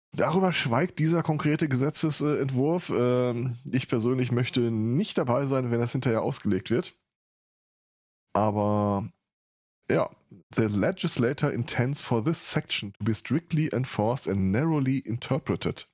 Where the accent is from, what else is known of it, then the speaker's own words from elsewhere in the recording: Ruhr area, North Rhine-Westphalia, Germany; Ich komme aus dem Ruhrpott. Also das ist nochmal eine Schippe obendrauf.